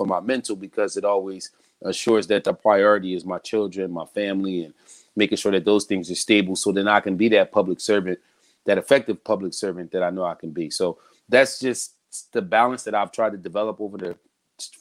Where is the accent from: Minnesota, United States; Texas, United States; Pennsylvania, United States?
Pennsylvania, United States; Philadelphia; I am born and raised in Philadelphia